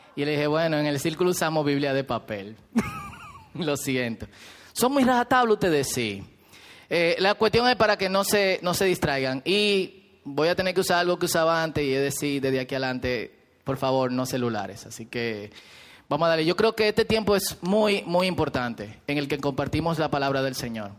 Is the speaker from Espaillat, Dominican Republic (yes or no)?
no; Herrera, Distrito Nacional, Dominican Republic; yo soy muy pobre de Herrera